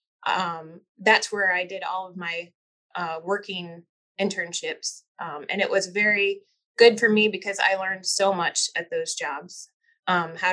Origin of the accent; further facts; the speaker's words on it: Missouri, United States; I grew up in Missouri and have two brothers